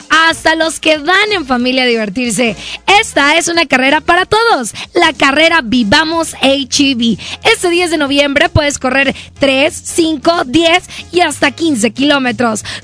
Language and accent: Spanish; Mexico; los mexicanos somos bien ingeniosos.